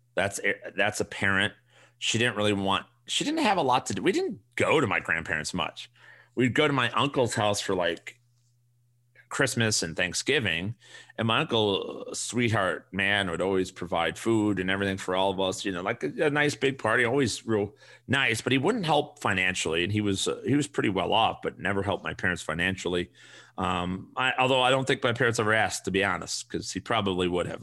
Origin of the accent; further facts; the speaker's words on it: Chicago, Illinois, United States; we grew up on the South Side